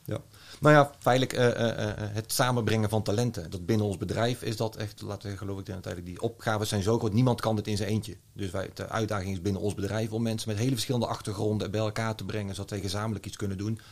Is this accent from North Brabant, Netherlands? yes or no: yes; North Brabant, Netherlands; geboren en eh, getogen Brabander